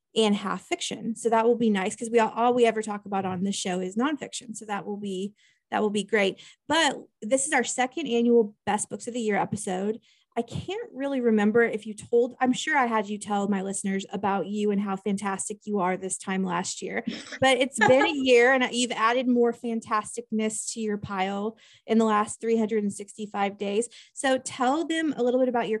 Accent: Topeka, Kansas, United States; moved away as an adult; now in Alabama, United States; I am born and raised in Kansas

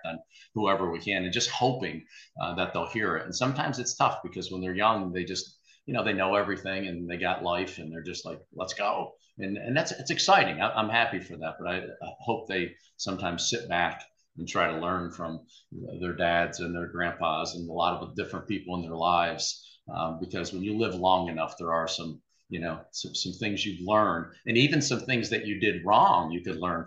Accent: Texas, United States; he remembered I was from Texas

